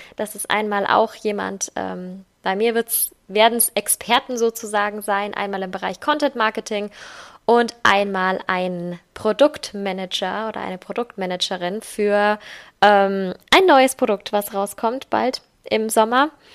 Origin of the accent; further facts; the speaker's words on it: Germany; bei uns in Deutschland